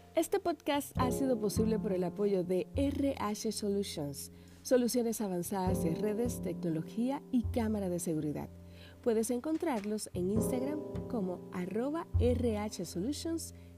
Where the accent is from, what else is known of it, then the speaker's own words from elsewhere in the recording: Dominican Republic; also born or lived in Santo Domingo; en la provincia en la que vivo, en Santo Domingo